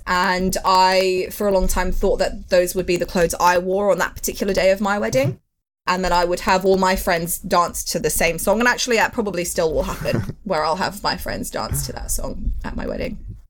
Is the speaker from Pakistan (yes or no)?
yes; Pakistan; now in London, United Kingdom; I'm like a Pakistani woman, but I'm also like, I look white and I know that I look white.